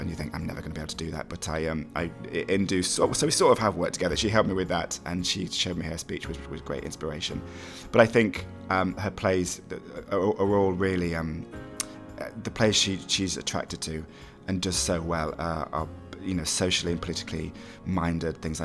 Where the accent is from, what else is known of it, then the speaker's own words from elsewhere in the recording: Mansfield, East Midlands, United Kingdom; I'm from Mansfield